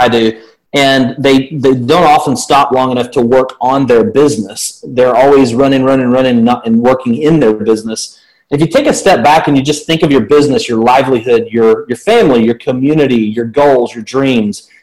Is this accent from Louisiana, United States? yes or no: no; Birmingham, Alabama, United States; accent: southern; Happily married here in the south of the United States. You can tell by my accent. I'm born and raised